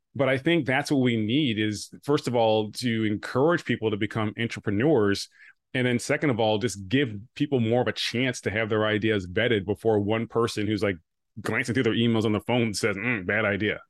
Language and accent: English; Rochester, New York, United States; also born or lived in Buffalo / Connecticut; I grew up nearby in Rochester